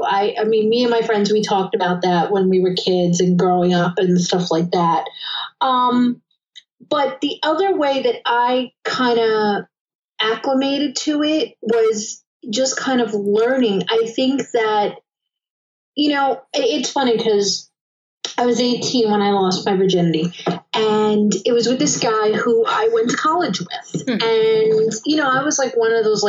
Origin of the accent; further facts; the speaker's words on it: New York City, New York, United States; I grew up in Queens